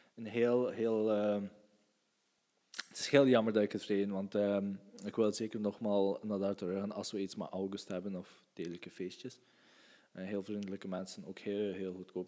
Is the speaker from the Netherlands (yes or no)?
no; West Flanders, Belgium; ik ben van... Uh, we zijn van West-Vlaanderen.